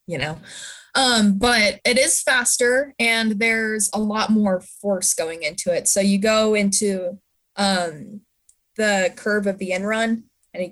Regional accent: Park City, Utah, United States; I grew up in Park City

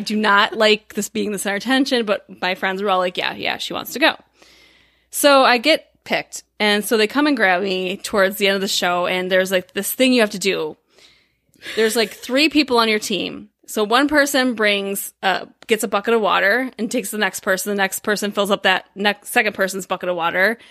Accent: Midwest, United States; we're completely from the Midwest

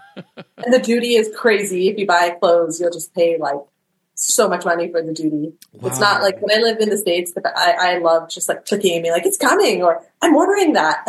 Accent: Calgary, Alberta, Canada; Whereas in Canada, we did not.

